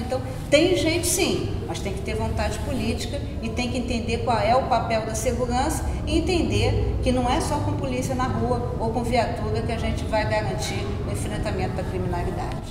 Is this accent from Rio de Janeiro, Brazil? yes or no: yes; Penha, Rio de Janeiro, Brazil; Penha, que é o bairro onde eu moro, onde a minha mãe ainda mora, o bairro onde eu cresci